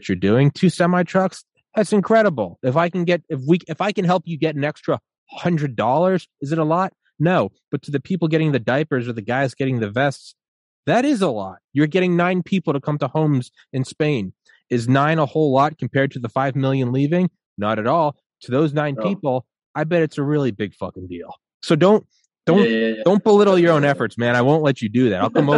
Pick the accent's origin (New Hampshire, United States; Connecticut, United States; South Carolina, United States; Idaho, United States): New Hampshire, United States; also born or lived in Georgia; I was born in New Hampshire. I graduated college in Georgia.